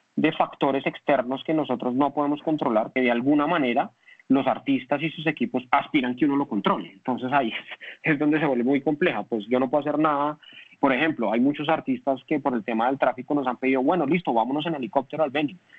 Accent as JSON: {"language": "Spanish", "country": "Colombia"}